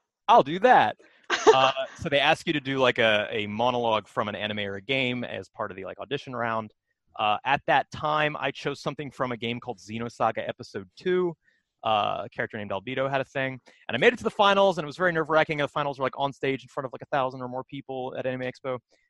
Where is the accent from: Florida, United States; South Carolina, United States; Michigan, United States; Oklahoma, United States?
Florida, United States; moved away as an adult; also born or lived in Philadelphia; I was like 21 at the time. And that's in Northern California. I'd never even been to California before. I spent my whole life growing up in Florida.